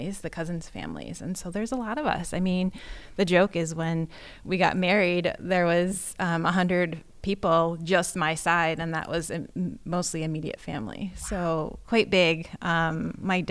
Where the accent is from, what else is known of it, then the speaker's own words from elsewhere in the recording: Washington, Pennsylvania, United States; moved away; I grew up in Washington, PA, where most of all my family lives